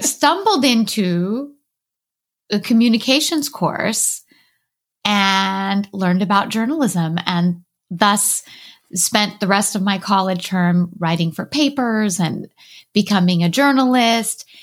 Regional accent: Southern California, United States; I grew up in Southern California

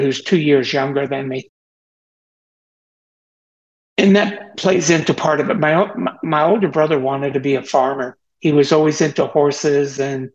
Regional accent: Teaneck, New Jersey, United States; I was born in Teaneck, New Jersey on August 26, 1947, which makes me 75 years old

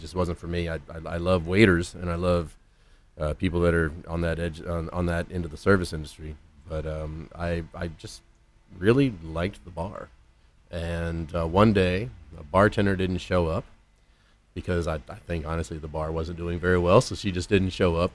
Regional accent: Houston, Texas, United States; born or raised there; moved away as an adult

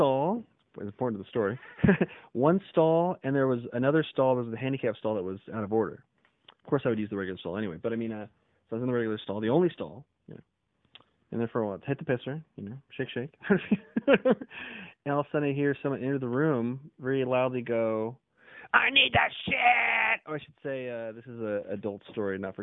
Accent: Portland, Oregon, United States; also born or lived in Los Angeles, California; Portland, Oregon, born and raised

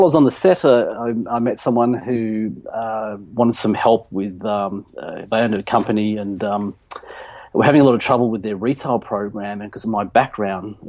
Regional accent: Nelson Bay, New South Wales, Australia; moved away as an adult; now in Gold Coast, Australia; I grew up in Nelson Bay, and then when I was 21, I moved back up here to the Gold Coast

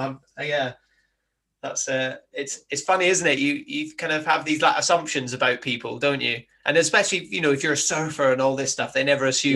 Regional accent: Highlands of Scotland, United Kingdom; moved away; I grew up in the Highlands of Scotland

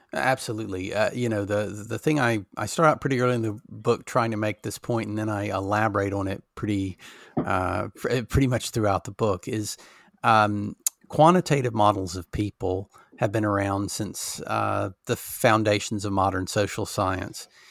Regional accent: Alabama, United States; now in England, United Kingdom; I grew up in Alabama

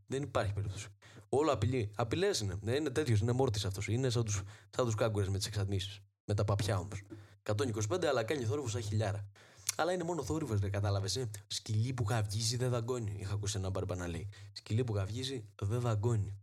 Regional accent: Trikala, Thessaly, Greece; η πατρίδα μου τα τρίκαλα

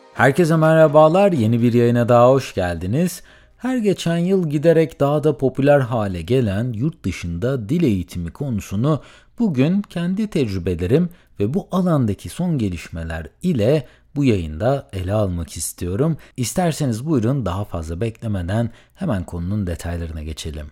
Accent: Söke, Aydın, Turkey; moved away as an adult; ben tüm hayatımı Aydın Söke'de geçirdiğim için

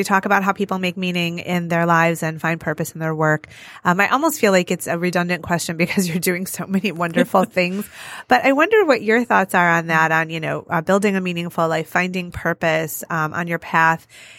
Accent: Detroit, Michigan, United States; But I grew up here

